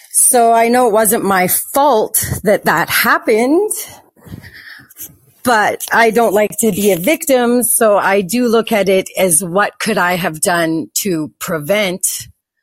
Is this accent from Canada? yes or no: yes; Canada; because I'm from Canada